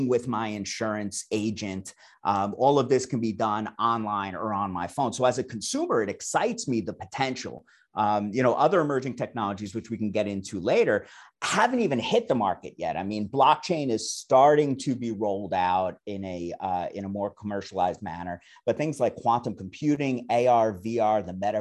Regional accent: New York City, New York, United States; moved away as an adult; also born or lived in I'm a New Yorker; now in Claremont, United States; I'm from the New York City area originally, got my start on Wall Street 20 years ago

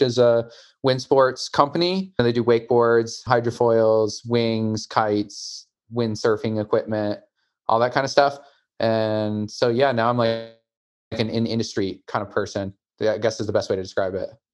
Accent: Michigan, United States; I grew up in Michigan.

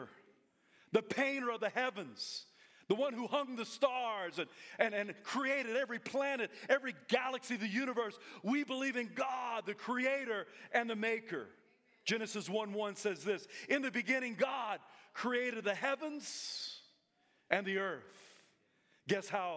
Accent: South Carolina, United States; now in Coeur d'Alene, United States; I'm from South Carolina

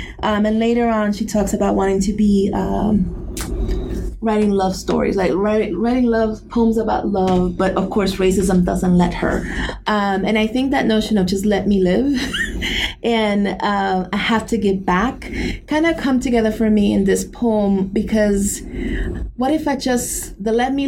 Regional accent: New York City, New York, United States; as a Puerto Rican growing up in New York City and having this access and this memory of Puerto Rico

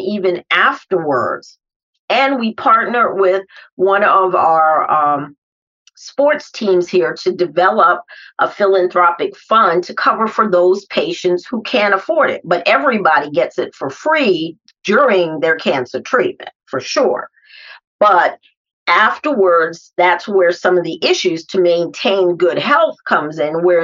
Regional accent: New York City, New York, United States; now in Detroit, United States; As a New Yorker

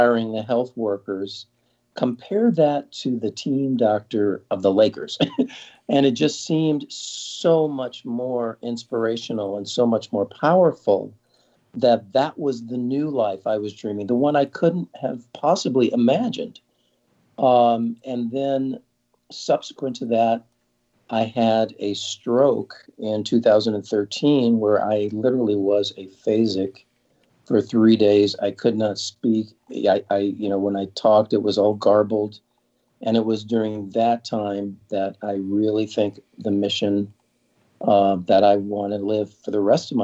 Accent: Southern California, United States; I grew up in Southern California

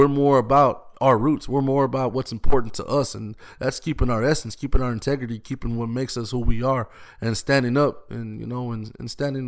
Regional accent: Austin, Texas, United States; I've been here since I was born. Breckenridge, where I grew up, where I was born, that was the only hospital we knew about

